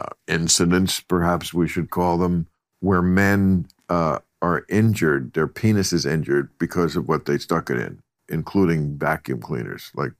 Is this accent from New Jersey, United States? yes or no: yes; New Jersey, United States; I grew up in Bergen County, New Jersey